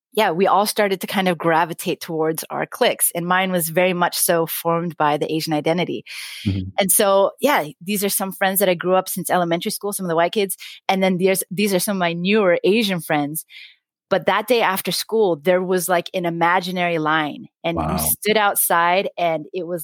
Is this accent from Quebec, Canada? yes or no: no; Vancouver, British Columbia, Canada; moved away as an adult; now in United States; I grew up in Vancouver at a time, right? So I graduated from high school in 1997.